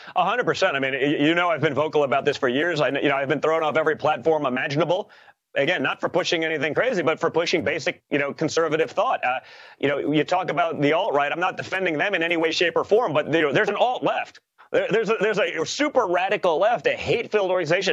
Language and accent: English; New York, United States; we are from New York.